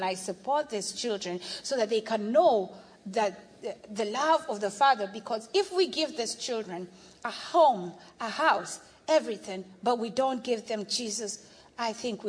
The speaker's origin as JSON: {"language": "English", "country": "Kenya", "said": "by virtue of the fact that I'm Kenyan"}